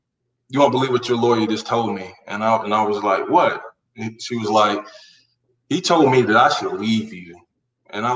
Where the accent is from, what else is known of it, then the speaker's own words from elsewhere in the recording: Carolina, United States; growing up in Carolina from childhood, teenage, building up to that adult moment